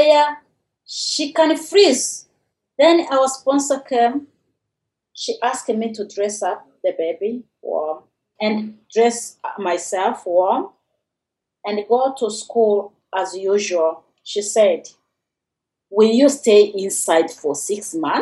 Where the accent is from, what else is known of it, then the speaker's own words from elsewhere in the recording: Rwanda; also born or lived in Kenya; now in Peterborough, Canada; I'm originally from Rwanda, but now living in Peterborough, Ontario, Canada.